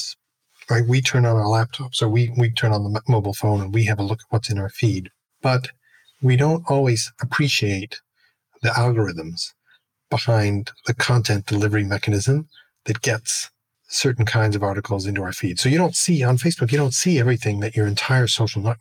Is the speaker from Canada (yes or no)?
yes; Canada; I'm Canadian